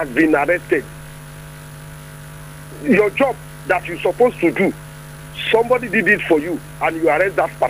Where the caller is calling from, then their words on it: Songo, Nigeria; I'm calling from Songo.